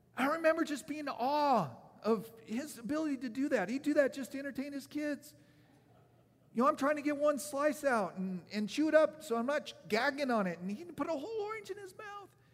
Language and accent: English; Oregon, United States; moved away; the years that I was growing up in Oregon